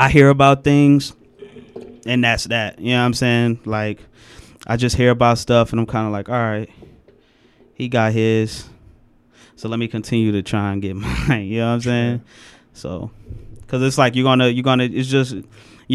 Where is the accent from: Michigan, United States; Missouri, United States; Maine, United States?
Michigan, United States; Detroit; I'm from Schoolcraft